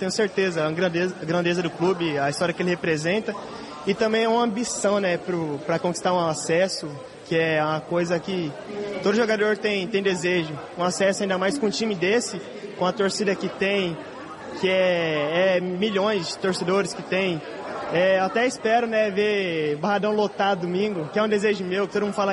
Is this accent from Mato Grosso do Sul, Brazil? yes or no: yes; Mato Grosso do Sul, Brazil; Eu sou do Mato Grosso do Sul, lá é acostumado a ver onça e jacaré.